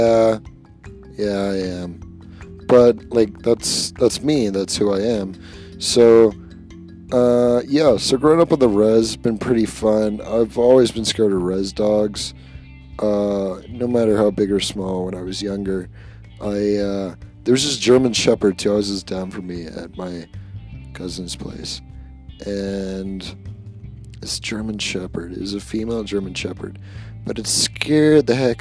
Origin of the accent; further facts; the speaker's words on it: Comox, British Columbia, Canada; I grew up on the Comox Reserve, and I'm still currently living on the Comox Reserve